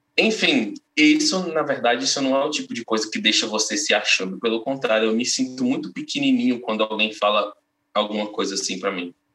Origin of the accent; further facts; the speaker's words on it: northern Minas Gerais, Brazil; moved away; lá da minha cidade natal, lá no norte de Minas, né, no interior de Minas